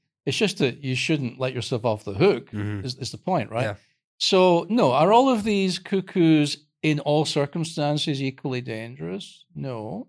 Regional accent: United Kingdom; but I'm from Britain

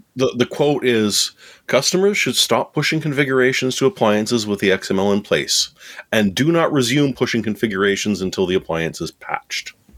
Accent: Canada; I'm Canadian

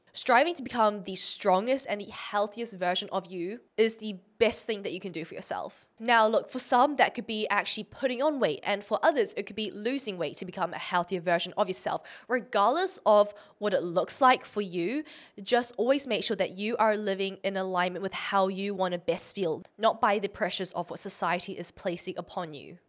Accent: Auckland, New Zealand; I was born in New Zealand, Auckland

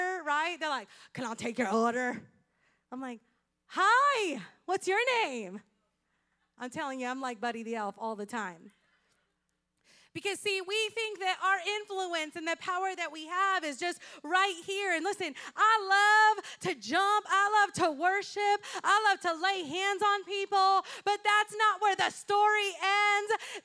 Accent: Puerto Rico; English is a second language; moved away; When I grew up in Puerto Rico

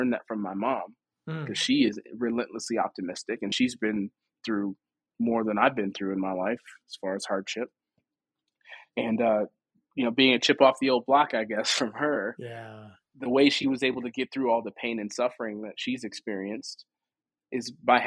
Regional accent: Chicago, Illinois, United States; growing up in Chicago

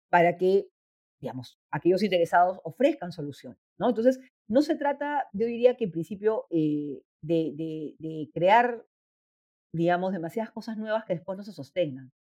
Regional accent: Peru

